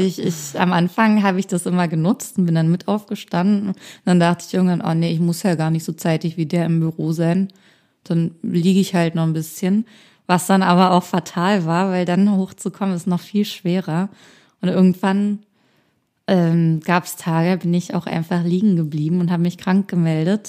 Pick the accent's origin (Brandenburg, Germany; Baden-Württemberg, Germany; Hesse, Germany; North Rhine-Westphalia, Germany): Brandenburg, Germany; a small town near Berlin; moved away as an adult; now in Berlin, Germany; Ich komme aus einer Kleinstadt aus der Nähe von Berlin